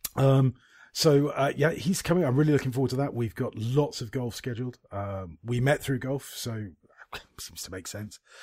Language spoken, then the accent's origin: English; United Kingdom; I'm British